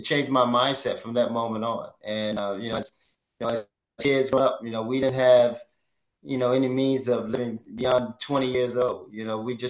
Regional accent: Baltimore, Maryland, United States; we grew up in the Lafayette Project.

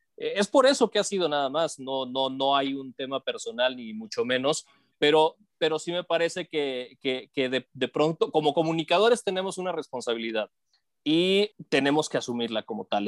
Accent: Matamoros, Tamaulipas, Mexico; now in Mexico City, Mexico; yo soy de Matamoros, Tamaulipas y me vine a la Ciudad de México buscando desarrollarme dentro de los medios de comunicación

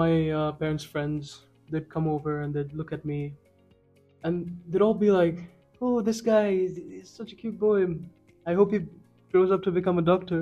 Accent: Kuwait; moved away as an adult; also born or lived in China / Sri Lanka; now in Pakistan; I was born and raised in Kuwait, and then went on to study medicine

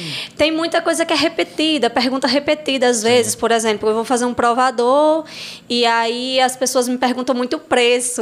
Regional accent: Assu, Rio Grande do Norte, Brazil; moved away as an adult; also born or lived in Pataxó; now in Angicos, Brazil; Não sou daqui de Angicos, né? Eu vim. Sempre estudei, morei em Assu

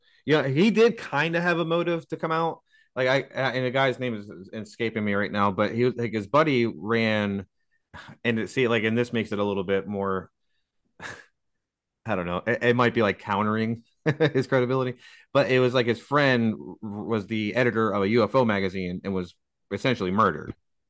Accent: United States; I'm an American

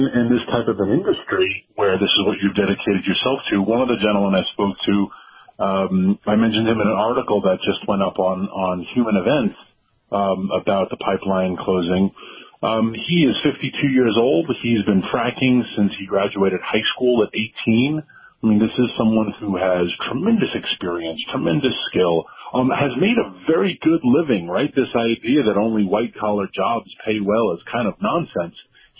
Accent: Washington, District of Columbia, United States; because I'm from Washington, D.C. And so I don't see the pain I'm inflicting.

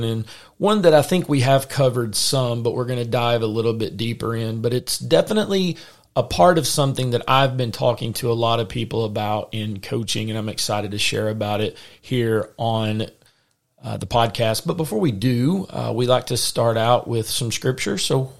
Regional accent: the South, United States; accent: Southern; hopefully you can understand us through our Southern accent, or maybe I should say my Southern accent.

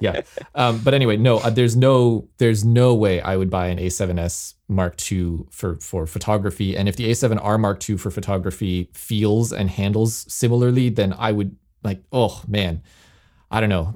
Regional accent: Toronto, Ontario, Canada; moved away; my hometown of Toronto

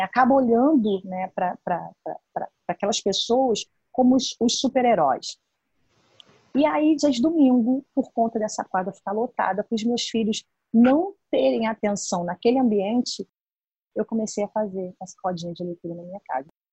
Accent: Brazil; na Boiticongonha, né, que é a favela onde eu fui criada

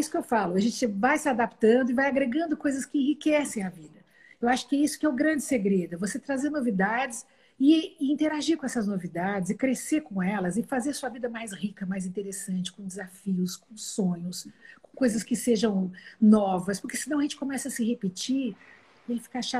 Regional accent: São Paulo, Brazil; born there; nasci em São Paulo, no dia da fundação da cidade de São Paulo

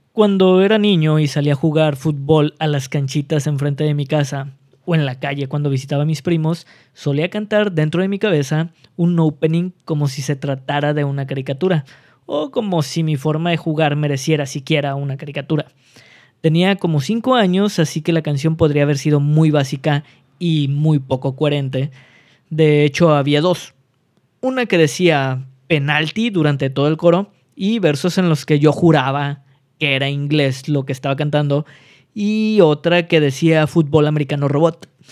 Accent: northern Mexico, Mexico; como buenos norteños

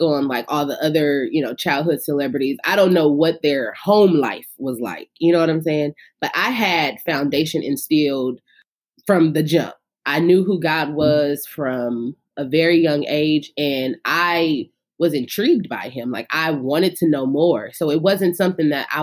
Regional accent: Inglewood, California, United States; I, as a little girl growing up in Inglewood, California

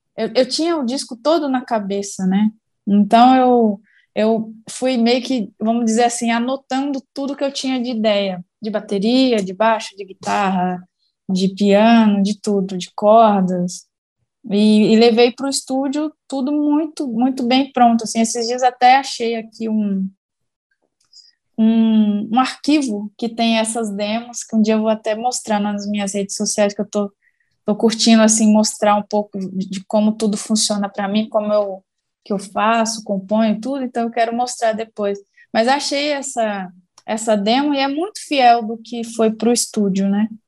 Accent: interior of Minas Gerais, Brazil; moved away as an adult; now in São Paulo, Brazil; Eu venho de uma cidade do interior de Minas Gerais, uma cidade pobre, de uma família pobre

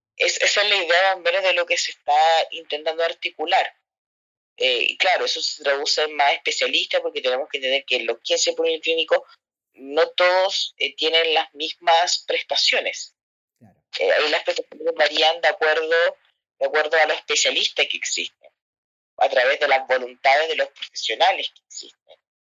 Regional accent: Santiago, Santiago Metropolitan Region, Chile; yo soy eh, de Mons, Santiago

